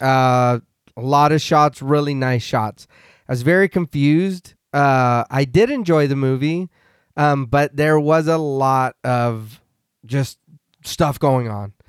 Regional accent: United States; I'm here stateside. I'm American.

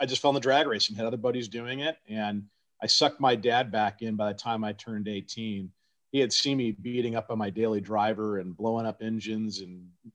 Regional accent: Arcadia, California, United States; Pomona was just about 20 minutes away from where I grew up in Arcadia

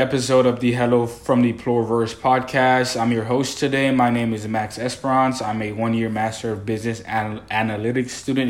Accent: Haiti; now in New Orleans, United States; I was born in Haiti and I have a military background.

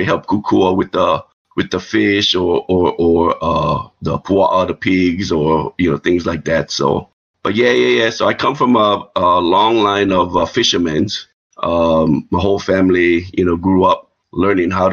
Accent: Kona, Hawaii, United States; moved away; I'm from the Big Island, born and raised, Kona.

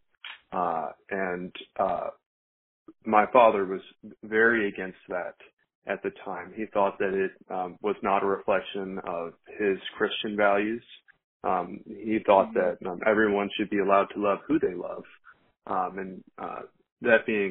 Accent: Roanoke, Virginia, United States; I'm from Roanoke, Virginia. I was born here, and I've spent pretty much my entire life here.

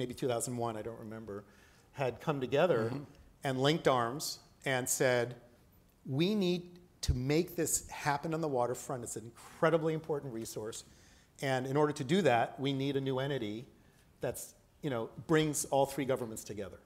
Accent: East Coast, United States; moved away as an adult; also born or lived in New York / Boston; now in Toronto, Canada; I grew up in the East Coast. I grew up in New York and in Boston

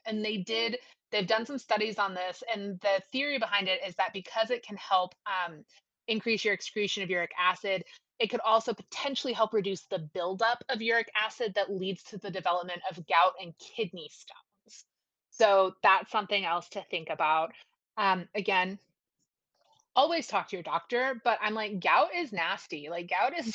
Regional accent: the South, United States; we're from the South.

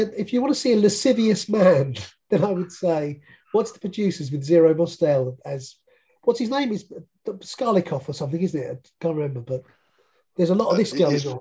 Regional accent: Chelmsford, East of England, United Kingdom; now in Southend, United Kingdom; I come from Chelmsford, which is a city

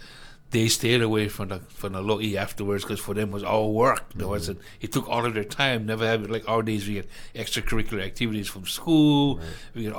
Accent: Hawaii, United States

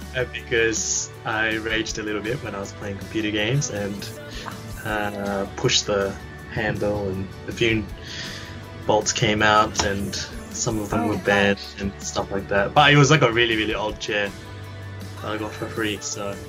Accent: Cairns, Queensland, Australia; moved away as an adult; also born or lived in Kitami, Japan / Sydney, Australia; now in Hokkaido, Japan; I moved to Cairns at the end of elementary school until the end of high school

